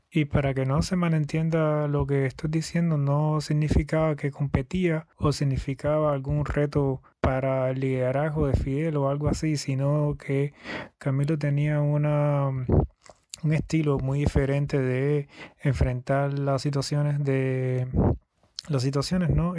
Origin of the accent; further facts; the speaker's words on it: Yaguajay, Sancti Spíritus, Cuba; also born or lived in Santa Clara; Nací en Yaguajay en el 1985.